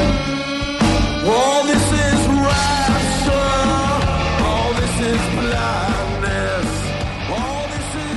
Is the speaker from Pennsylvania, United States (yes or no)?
no; Branchburg, New Jersey, United States; I grew up in Branchburg, so like right between Flemington and Somerville.